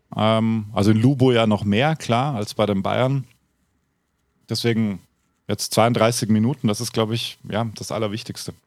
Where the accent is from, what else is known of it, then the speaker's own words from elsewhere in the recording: Austria; dort wo ich aufgewachsen bin, aus den Häusern gekommen. Und in halt Österreich